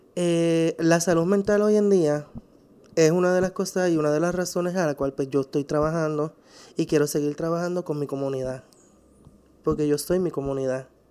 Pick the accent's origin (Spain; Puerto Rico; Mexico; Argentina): Puerto Rico; San Juan; soy de San Juan